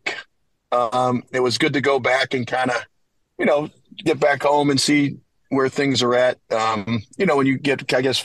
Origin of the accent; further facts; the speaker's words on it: New England, United States; moved away as an adult; now in Omaha, United States; We're huge Big East basketball fans growing up in New England